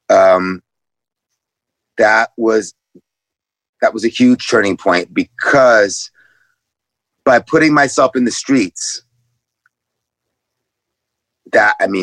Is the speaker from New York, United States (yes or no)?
yes; New York City, New York, United States; growing up in New York City in the 70s with my parents